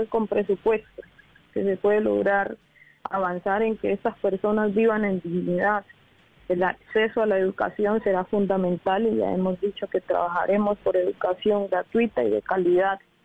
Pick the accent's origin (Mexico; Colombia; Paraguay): Colombia